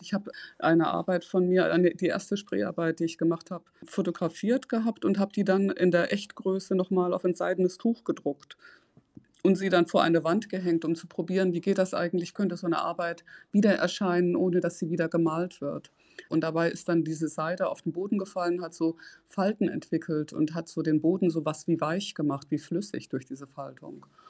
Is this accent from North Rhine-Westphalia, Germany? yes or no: yes; Ruhr area, North Rhine-Westphalia, Germany; moved away; Ich komme aus dem Ruhrgebiet, ich bin in eine gemischte Schule gegangen